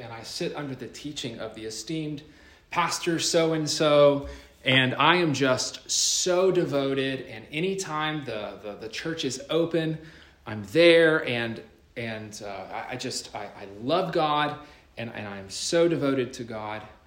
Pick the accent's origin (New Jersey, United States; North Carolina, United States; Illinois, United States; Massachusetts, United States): North Carolina, United States; my home state, North Carolina.